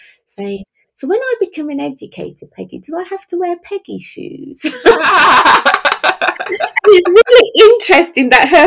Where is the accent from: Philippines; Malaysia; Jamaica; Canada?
Jamaica; also born or lived in Birmingham; I was born in Birmingham, raised in Jamaica by a single dad.